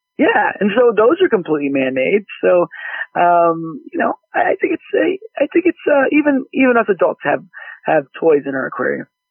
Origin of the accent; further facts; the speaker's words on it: Dallas, Texas, United States; growing up in Dallas